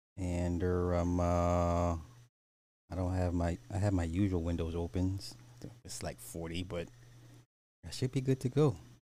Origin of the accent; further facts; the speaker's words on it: Texas, United States; Damn, I'm from Texas. I never heard of him either.